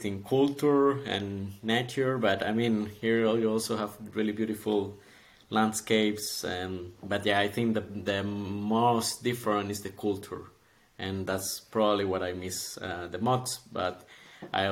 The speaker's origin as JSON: {"language": "English", "country": "Costa Rica", "moved": "as an adult", "lives_now": "Zurich, Switzerland", "said": "I'm from Costa Rica, and I came to Switzerland in 2018, in September, actually"}